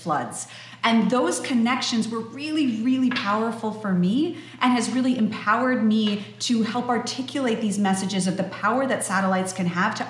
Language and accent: English; Minnesota, United States; I grew up in Minnesota